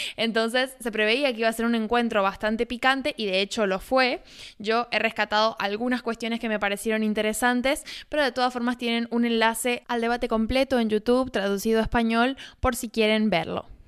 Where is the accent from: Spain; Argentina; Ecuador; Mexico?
Argentina